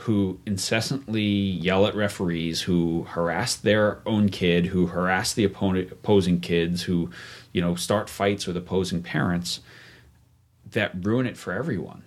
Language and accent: English; New York, United States; moved away as an adult; also born or lived in Vail, Colorado; I grew up in New York and went to college in New York City